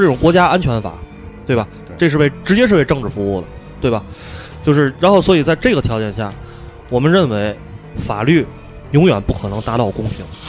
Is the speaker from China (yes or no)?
yes; China; 还是我们中国人讲